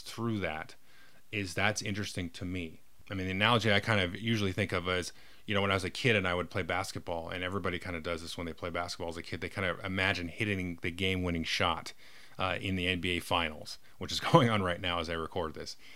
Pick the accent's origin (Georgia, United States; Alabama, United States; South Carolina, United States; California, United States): California, United States; I was born in California and blah, blah, blah, grew up in suburbia